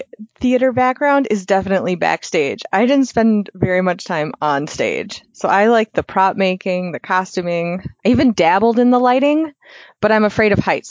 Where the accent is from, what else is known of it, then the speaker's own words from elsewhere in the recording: Minnesota, United States; I am from Minnesota, born and raised.